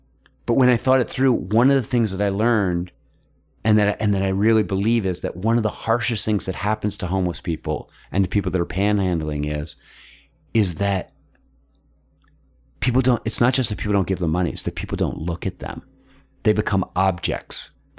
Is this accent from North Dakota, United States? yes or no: no; Philadelphia, Pennsylvania, United States; And then I'll say like, you know, I came from Philadelphia.